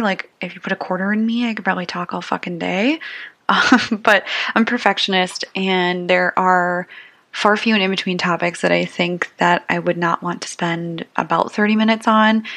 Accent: St. Paul, Minnesota, United States; also born or lived in Mankato, Minnesota; I'm from the Twin Cities. I've always lived in the suburbs, uh, mostly the northern suburbs of St. Paul.

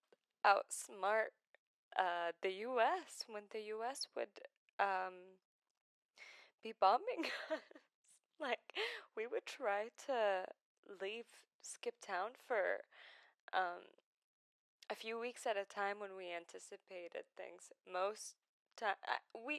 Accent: Baghdad, Baghdad Governorate, Iraq; first language Arabic; English is a second language; moved away; I was born in Baghdad, the city, in Iraq, in 2000. So I'm 22 right now

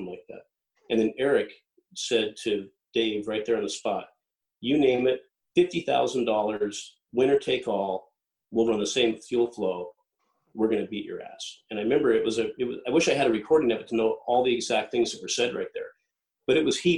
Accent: Lake Washington, United States; growing up on Lake Washington, pulling a boat and rowing a boat around the island

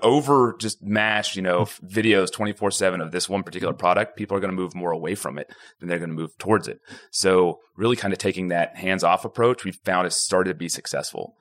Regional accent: Houston, Texas, United States; it's really small when I grew up here. So I, I, I actually came back home to, to start everything. I'm from the Houston area. I mean, I went to Klein High School.

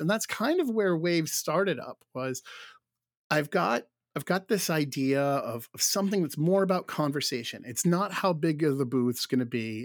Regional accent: Rhode Island, United States; where I grew up here in Rhode Island

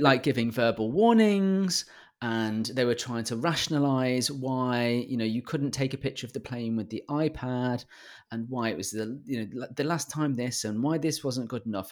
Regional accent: United Kingdom; I'm British

